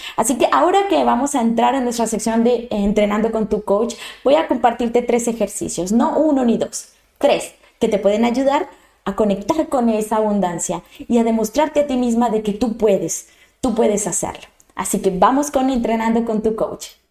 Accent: Colombia; moved away; Yo soy colombiana de nacimiento eh, y adoro mi tierra

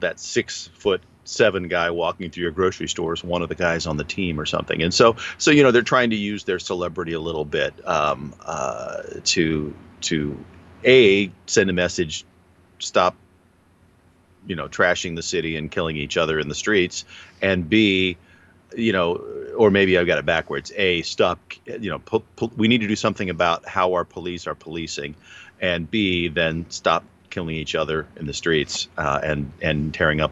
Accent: New Mexico, United States; I grew up in New Mexico

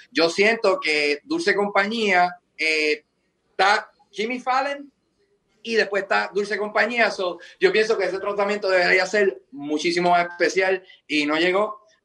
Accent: Puerto Rico; moved away as an adult; Bueno, yo me fui de Puerto Rico, ¿verdad?

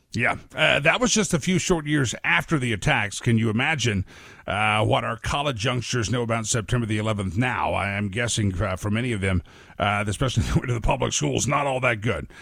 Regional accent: New York, United States; I was born in New York and I lived about, I guess, a mile and a half away from the former Twin Towers

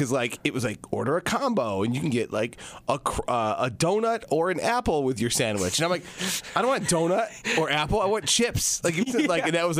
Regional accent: Rochester, New York, United States; now in Syracuse, United States; I'm originally from Rochester

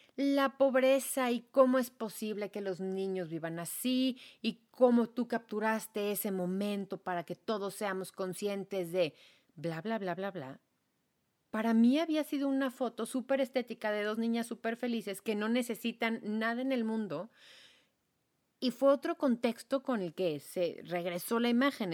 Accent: Mexico; soy mexicana y soy mm, semiblanca

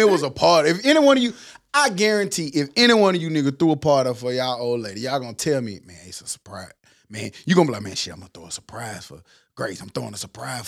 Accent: Mobile, Alabama, United States; I'm from Mobile.

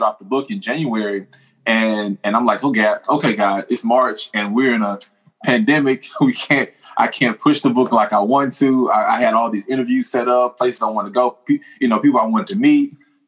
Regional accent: Houston, Texas, United States; born and raised in Houston, Texas

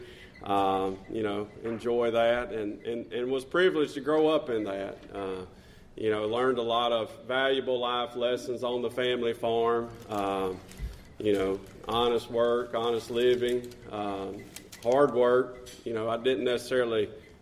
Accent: Ino, Alabama, United States; I'm from Ino, Alabama

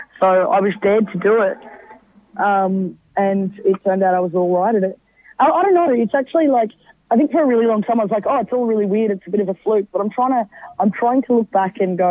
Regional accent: Brisbane, Queensland, Australia; I'm from Brisbane

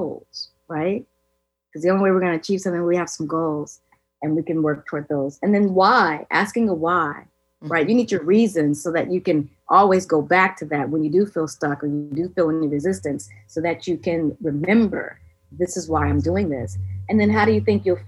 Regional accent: California, United States; I'm a flip-flop head growing up in California

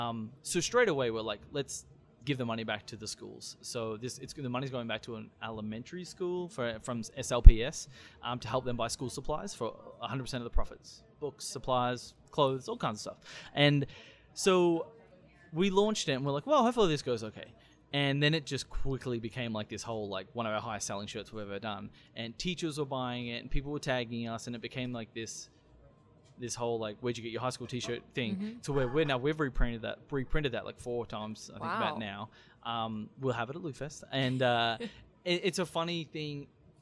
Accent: St. Louis, Missouri, United States; Like if we ever travel outside of St. Louis, if you're in Colorado or Kansas, someone says, where are you from? St. Louis.

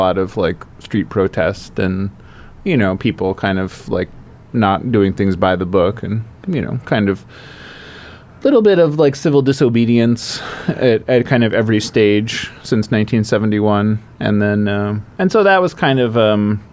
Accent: Cleveland, Ohio, United States; where I grew up in Cleveland

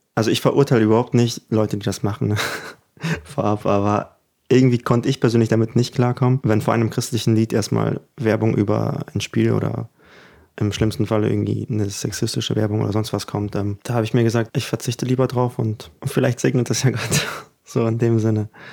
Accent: Germany; first language German; also born or lived in Ukraine; Und da ja Deutsch auch meine Muttersprache geworden ist, weil ich ja doch die meiste Kindheit hier verbracht habe

